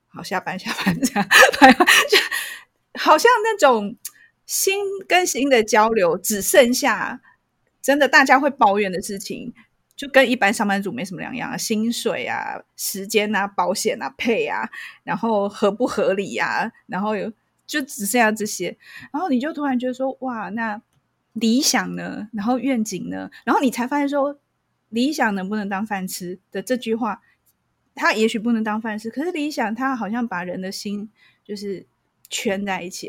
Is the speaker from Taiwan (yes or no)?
yes; Taiwan; 我们台湾人虽然很热情、很好客，可是我，我觉得我们是算是恐惧沟通的